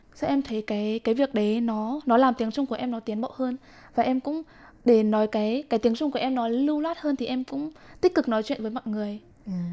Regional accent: Nghệ An, Vietnam; moved away as an adult; now in Taiwan; em đến từ Nghệ

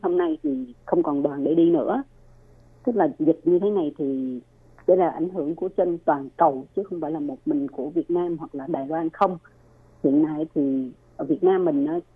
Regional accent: Ho Chi Minh City, Vietnam; moved away as an adult; now in Taiwan; là người thành phố Hồ Chí Minh

